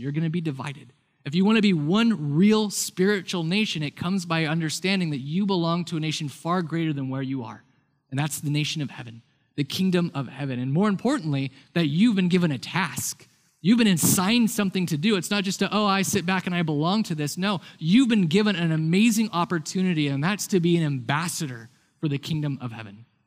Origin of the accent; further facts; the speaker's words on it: United States; I grew up in a house that was very influenced and influenced me about being American.